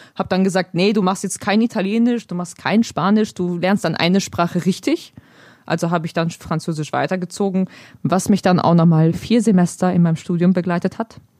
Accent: Germany; first language Polish; German is a second language; ich bin zwar in Deutschland geboren, meine Eltern kommen beide aus Polen

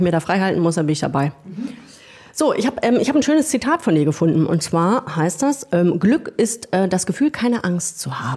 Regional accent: Northern Germany, Germany; Also ich bin in Norddeutschland aufgewachsen und die Norddeutschen haben es mit dem Zugang zu sowohl Karneval als auch Après-Ski ein bisschen schwieriger.

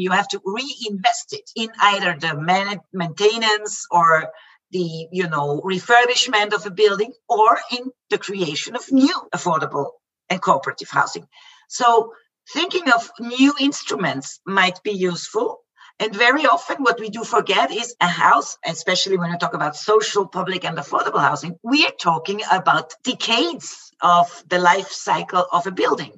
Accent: Vienna, Austria; the capital that is closest to my hometown to vienna

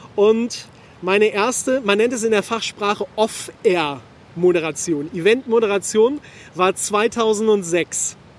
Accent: Hameln, Lower Saxony, Germany; in meiner Heimat in Hameln

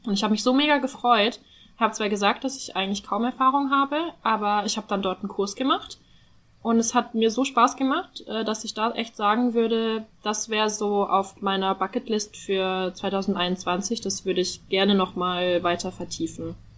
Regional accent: North Rhine-Westphalia, Germany; ich komme ja aus Nordrhein-Westfalen

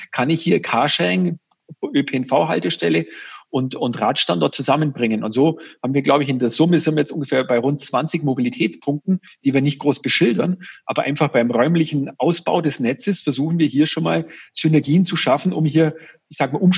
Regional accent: Augsburg, Bavaria, Germany; da ist man natürlich als Augsburger mit einem gewissen äh, Geoinformationssystem, mit den richtigen äh, Daten, erkennt man schneller den Bedarf

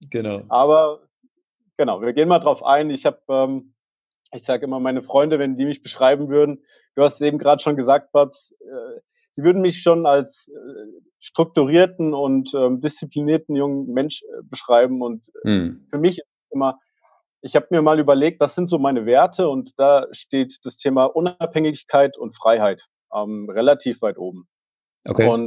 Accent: Hesse, Germany; Ich bin in der Nähe von Fulda aufgewachsen, relativ ja, behütet äh, ländlicher Region

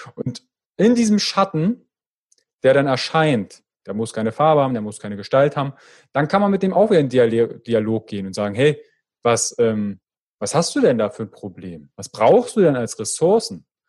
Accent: Fürstenwalde, Brandenburg, Germany; accent: Berlinerisch; ich komme ja aus der Ecke äh, Fürstenwalde, also da kommt manchmal so ein bisschen das Berlinerische durch

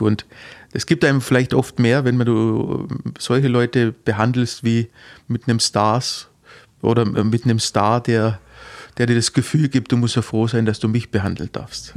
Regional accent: Heuchlingen, Baden-Württemberg, Germany; also born or lived in Heidenheim; now in Gerstetten, Germany; Ich, ja, geboren in Heidenheim und aufgewachsen in, in Heuchlingen

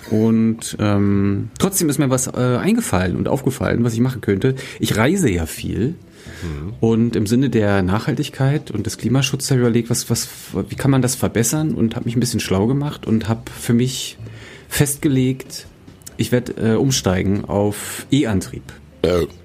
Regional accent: Germany; bin ja in Deutschland groß geworden, deswegen ich muss wirklich vorsichtig sein, was ich da sage.

